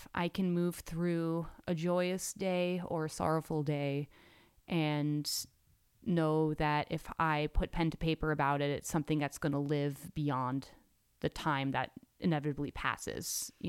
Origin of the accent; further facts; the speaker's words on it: New York City, New York, United States; I grew up in New York City